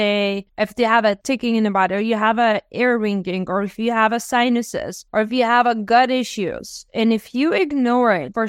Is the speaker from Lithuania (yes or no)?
yes; Lithuania; now in United States; Because I came from Lithuania and I came in the best country in the world with the best medical care